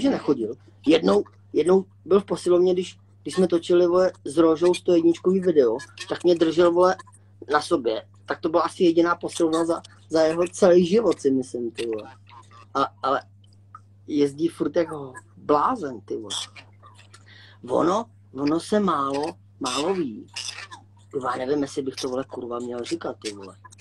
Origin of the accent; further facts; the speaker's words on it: Litvínov, Ústí nad Labem Region, Czechia; Já jsem tady z Liťáku, nebo tady ze Severní Čech